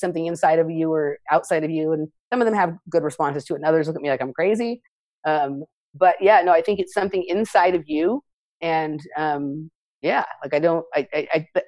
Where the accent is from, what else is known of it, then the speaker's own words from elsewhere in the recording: Los Angeles, California, United States; I grew up in Los Angeles. I still live here now.